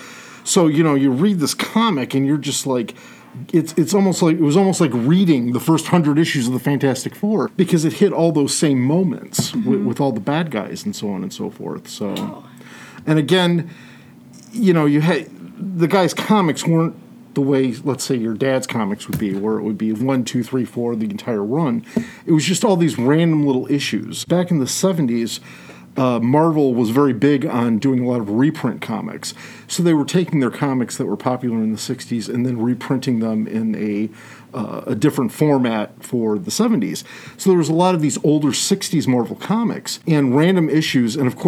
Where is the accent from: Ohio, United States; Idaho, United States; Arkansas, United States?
Ohio, United States; Toledo; Toledo? Yeah, okay. Born and bred.